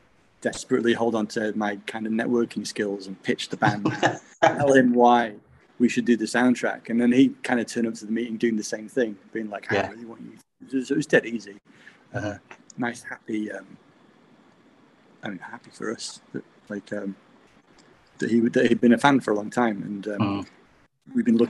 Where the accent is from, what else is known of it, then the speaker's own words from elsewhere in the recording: Manchester, North West England, United Kingdom; now in Sheffield, United Kingdom; I'm from Manchester originally.